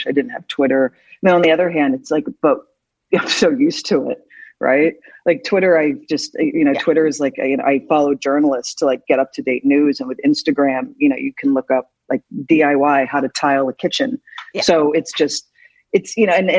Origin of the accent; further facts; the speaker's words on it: Philadelphia, Pennsylvania, United States; moved away; also born or lived in New York; I'm from Philly. So I was very proud of my hometown